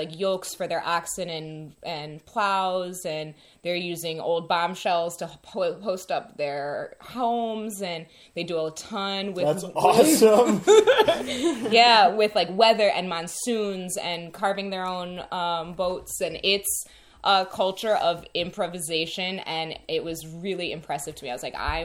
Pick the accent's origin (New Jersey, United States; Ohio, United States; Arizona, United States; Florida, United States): Ohio, United States; Cleveland; moved away; also born or lived in Chicago; I'm from Cleveland and lived a long time in Chicago